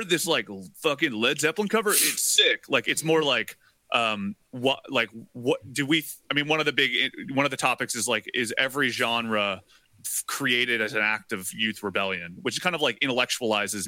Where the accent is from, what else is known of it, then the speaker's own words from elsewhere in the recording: Appalachia, United States; I was raised on music. My mom's a music teacher. My dad was like, you know, he was really into very strange styles of finger picking because I'm from Appalachia.